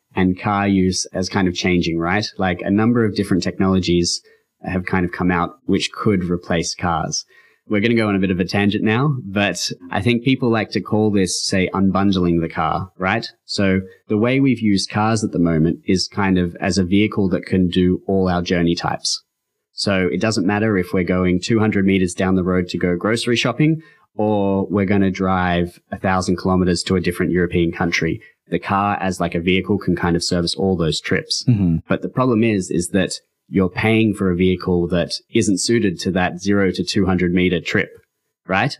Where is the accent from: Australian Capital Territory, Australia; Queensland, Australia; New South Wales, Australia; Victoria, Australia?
New South Wales, Australia; Sydney; moved away; also born or lived in Saudi Arabia / Copenhagen / United States; I, I grew up in Australia um, in kind of a fringe part of Sydney.